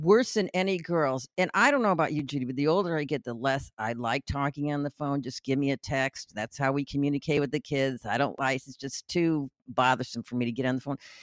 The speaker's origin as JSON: {"language": "English", "town": "Chicago", "region": "Illinois", "country": "United States", "tie": "born or raised there", "also_born_or_lived": "Louisiana", "moved": "yes", "lives_now": "New Orleans, United States", "said": "I grew up in Chicago"}